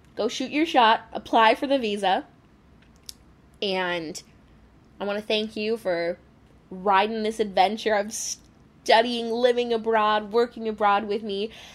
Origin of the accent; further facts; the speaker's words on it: United States; I love being an American